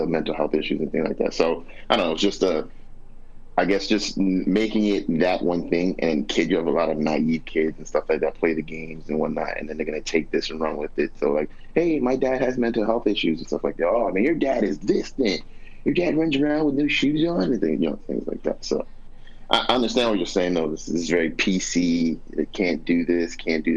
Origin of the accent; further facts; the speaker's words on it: New York, United States; I'm from New York.